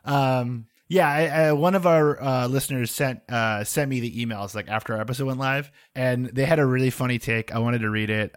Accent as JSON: {"language": "English", "country": "United States", "tie": "born or raised there", "said": "along one highway that I grew up on"}